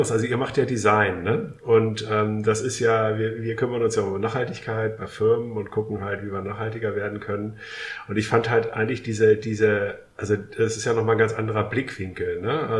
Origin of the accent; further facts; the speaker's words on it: Hamburg, Germany; Und so ein paar Sachen äh, kennen wir natürlich als Hamburger äh, von Arne.